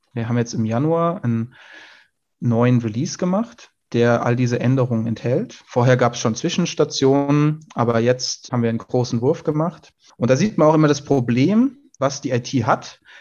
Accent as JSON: {"language": "German", "area": "Hessian Bergstraße, south of Frankfurt", "region": "Hesse", "country": "Germany", "tie": "born or raised there", "said": "meiner Heimat südlich von Frankfurt an der hessischen Bergstraße"}